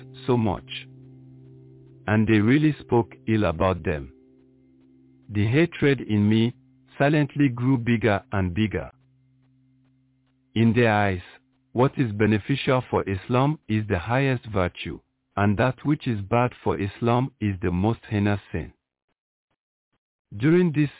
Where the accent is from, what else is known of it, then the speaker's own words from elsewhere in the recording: Edo, Nigeria; I am a Nigerian from the Edo State. In my small village called Kokumo